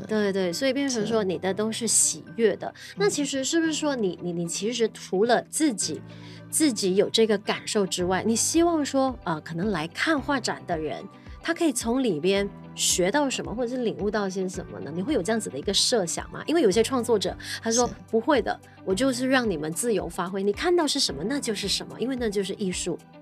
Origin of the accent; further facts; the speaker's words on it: Malaysia; 不管是我们马来西亚人就是用 sarong 这样子